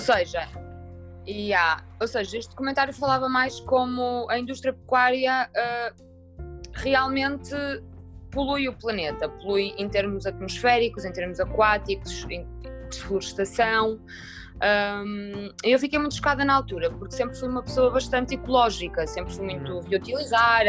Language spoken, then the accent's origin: Portuguese; Minho, Norte, Portugal; eu que venho do Minho, sou minhota